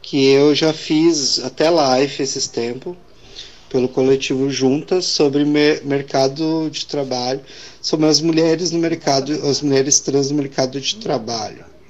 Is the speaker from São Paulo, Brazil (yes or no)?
no; Estrela, Rio Grande do Sul, Brazil; Eu sou de Estrela